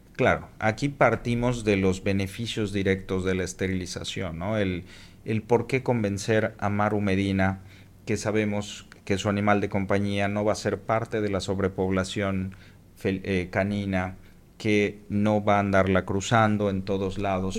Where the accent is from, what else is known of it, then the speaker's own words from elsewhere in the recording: Mexico City, Mexico; also born or lived in Cancún; now in Mérida, Mexico; soy de la Ciudad de México